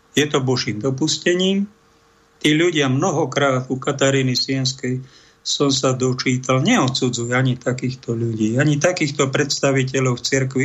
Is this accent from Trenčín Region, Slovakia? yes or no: yes; Prievidza, Trenčín Region, Slovakia; v Prievidzi, v mojom rodnom meste